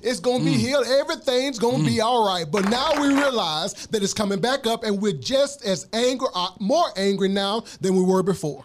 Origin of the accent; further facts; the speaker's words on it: Mississippi, United States; I'm from Mississippi